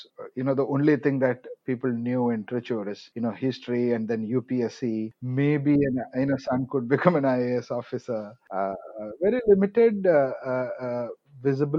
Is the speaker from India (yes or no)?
yes; Kerala, India; first language Malayalam; English is a second language; moved away as an adult; also born or lived in Chennai; I'm from Kerala, and more often than not, the way I say it is I'm an original Mallu, and I say that that way because I pretty much born and brought up in Kerala